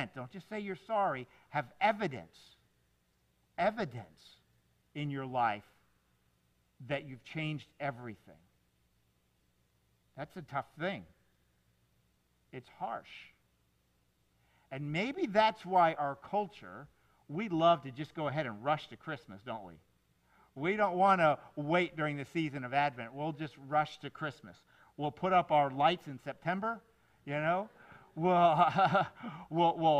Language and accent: English; Miami, Florida, United States; I grew up in Miami in the 70s